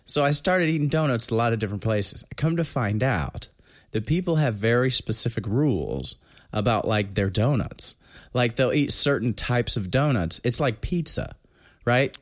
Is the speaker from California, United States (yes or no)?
no; New Castle, Indiana, United States; moved away; also born or lived in Alexandria; I, uh, was born in Alexandria, but I was raised in Newcastle, Indiana